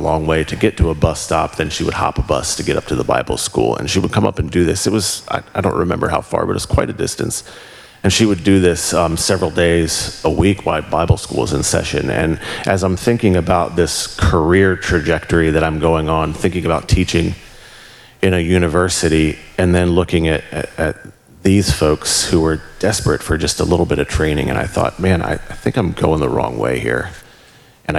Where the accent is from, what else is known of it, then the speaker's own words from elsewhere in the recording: Walkersville, Maryland, United States; moved away as an adult; also born or lived in Cumberland, Maryland; I grew up in Frederick, Walkersville